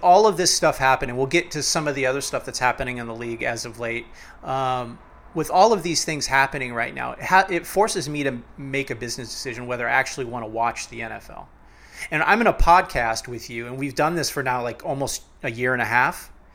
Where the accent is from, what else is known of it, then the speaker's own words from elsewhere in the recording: Cleveland, Ohio, United States; I'm from cleveland. I was born in Cleveland